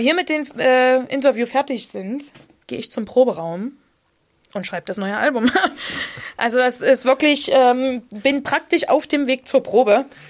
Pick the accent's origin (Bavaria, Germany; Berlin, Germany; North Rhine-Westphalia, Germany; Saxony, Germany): Saxony, Germany; accent: Saxon; mein sächsischer Dialekt